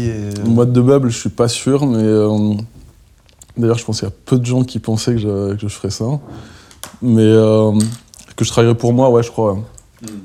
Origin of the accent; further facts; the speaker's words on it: Perpignan, Occitania, France; moved away; also born or lived in Belgrade; Je suis français. Je suis français, je suis catalan, même.